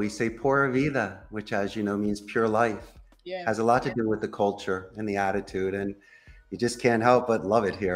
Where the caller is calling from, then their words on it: Costa Rica; I am I'm speaking with you today from Central America in Costa Rica.